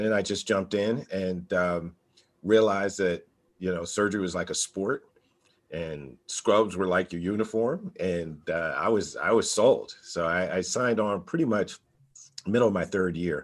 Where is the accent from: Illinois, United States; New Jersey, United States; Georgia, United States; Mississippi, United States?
New Jersey, United States; now in Nashville, United States; I was born and raised in New Jersey, public high school product